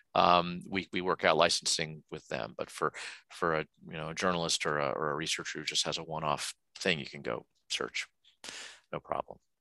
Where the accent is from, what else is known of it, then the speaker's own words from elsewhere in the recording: United States; I'm an American